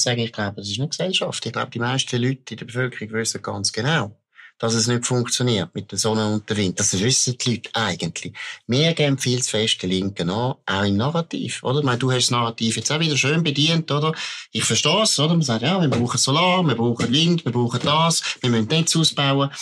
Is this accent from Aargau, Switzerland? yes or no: yes; Baden, Aargau, Switzerland; ich komme aus Baden, mein Vater kommt von der ABB, ich habe erlebt, wo mein Vater dort geschafft hat, in den 70er Jahren